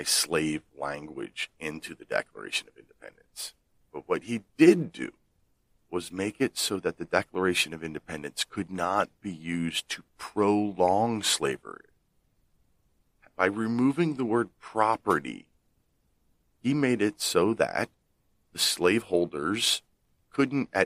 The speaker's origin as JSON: {"language": "English", "region": "Pennsylvania", "country": "United States", "tie": "born or raised there", "said": "my home state, the great Commonwealth of Pennsylvania, founded by Quakers"}